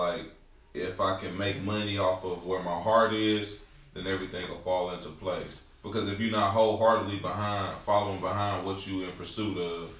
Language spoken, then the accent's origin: English; Camden, Arkansas, United States; accent: slang and twang; moved away; So I grew up in the South. So I'm. Shout out to Camden, Arkansas.